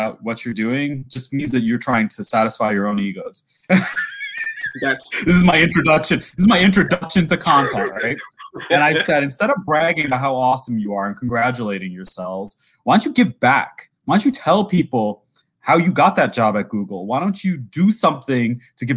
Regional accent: New York, United States; as a New Yorker

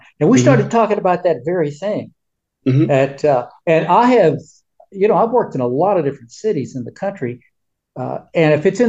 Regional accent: Jonesboro, Arkansas, United States; I am a Jones, and I am from Jonesboro. Jonesboro, Arkansas is about 70 miles northwest of Memphis.

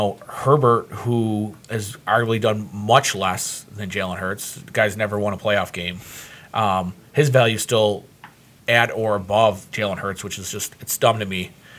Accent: Buffalo, New York, United States; I'm going to take my hometown bias out of it. I'm not going to say the Bills

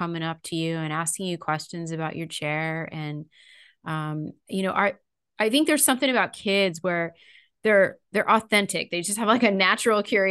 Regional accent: California, United States; I grew up in California too.

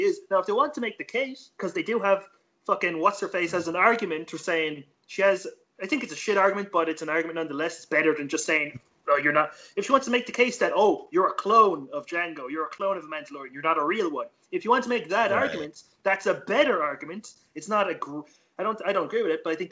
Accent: Ireland; we're really polite in Ireland. Like, we say sorry every few fucking seconds

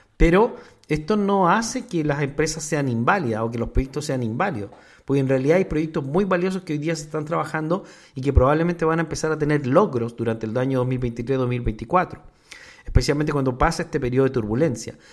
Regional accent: Mexico; nosotros en México

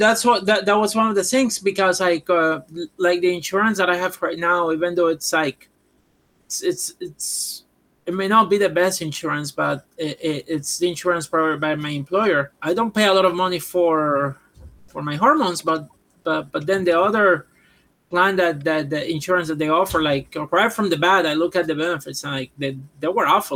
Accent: Puerto Rico; English is a second language; moved away as an adult; now in United States; I'm from Puerto Rico

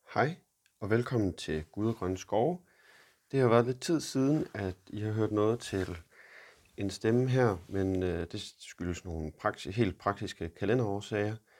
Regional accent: Denmark; moved away as an adult; now in Boston, United States

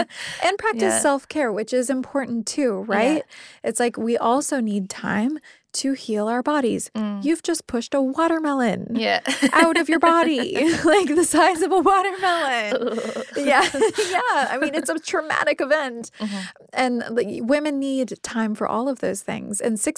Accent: Midwest, United States; Like, I was raised in the Midwestern United States.

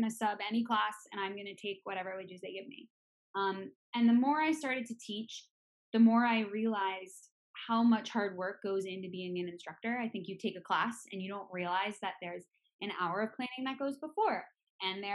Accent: Boston, Massachusetts, United States; moved away as an adult; now in California, United States; I'm originally from Boston, Massachusetts, East Coaster at heart.

